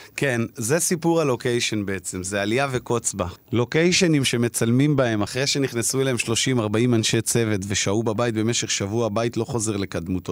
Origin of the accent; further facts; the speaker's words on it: Israel; אני למזלי גדלתי בפריפריה, רחוק מהמציאות התל אביבית